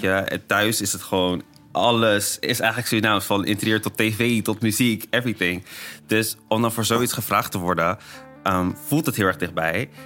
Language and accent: Dutch; Netherlands; ik ben opgegroeid in Nederland